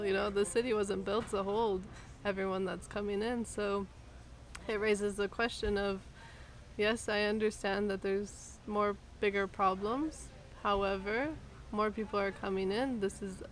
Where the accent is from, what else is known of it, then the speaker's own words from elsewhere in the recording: Los Angeles, California, United States; moved away as an adult; now in Mexico; coming from Los Angeles, let's say, or just being American